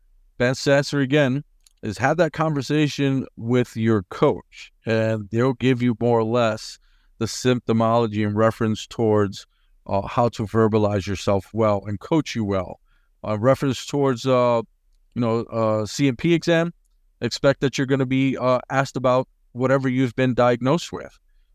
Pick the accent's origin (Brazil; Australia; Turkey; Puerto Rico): Puerto Rico; San Juan; since I am from San Juan, Puerto Rico.